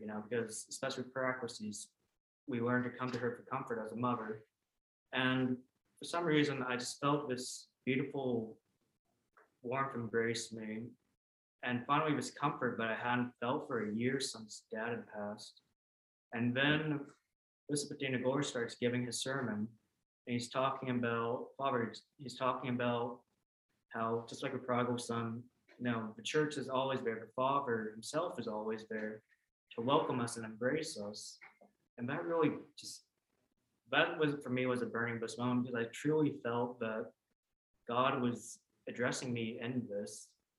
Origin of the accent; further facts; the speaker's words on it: Vietnam; born there; whereas I was born in Vietnam, which is the unified North.